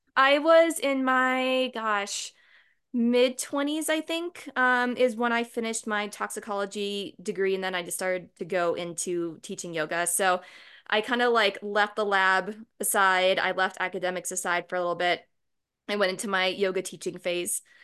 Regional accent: Boston, Massachusetts, United States; moved away as an adult; now in Fort Collins, United States; I'm originally from Boston

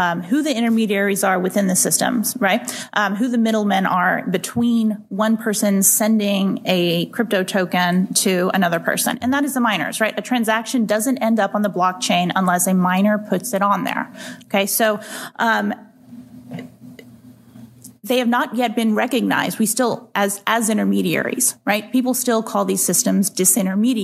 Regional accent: Texas, United States; my home state of Texas

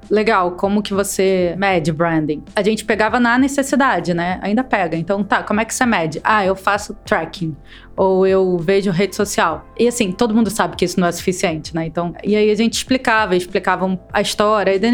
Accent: Rio de Janeiro, Brazil; now in São Paulo, Brazil; sou carioca em São Paulo

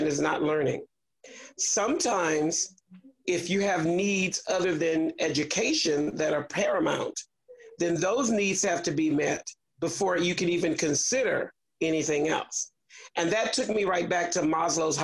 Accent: Houston, Texas, United States; I grew up in Fifth Ward

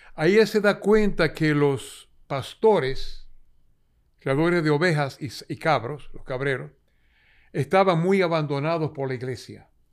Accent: San Juan de la Maguana, San Juan, Dominican Republic; Yo soy nacido en San Juan de la Maguana

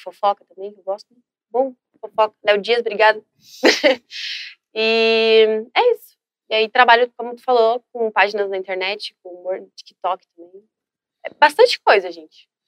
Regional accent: São Leopoldo, Rio Grande do Sul, Brazil; eu nasci, moro aqui em São Leopoldo

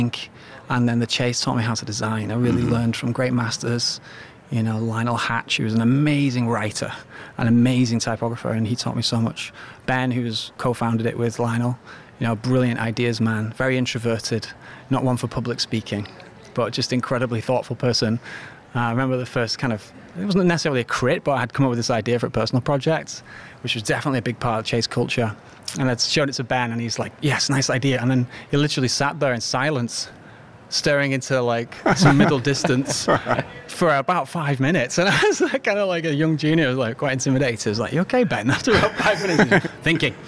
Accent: the north of England, United Kingdom; moved away as an adult; now in New York, United States; In the north of England

